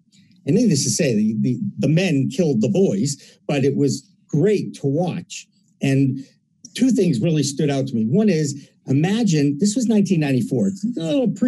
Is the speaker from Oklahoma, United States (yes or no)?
no; Massachusetts, United States; I never thought in a million years I'd see weed legal in my home state.